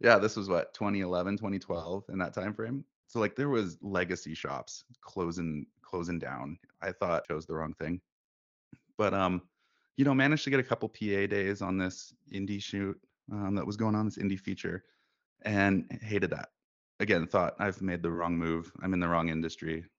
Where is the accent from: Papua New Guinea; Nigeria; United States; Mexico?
United States; Bellingham, Washington; now in Alberta, Canada; I grew up in Bellingham, Washington, originally